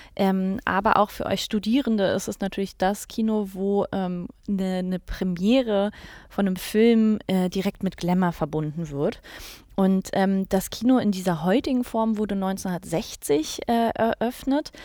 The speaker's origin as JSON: {"language": "German", "region": "Berlin", "country": "Germany", "said": "als Berlinerin"}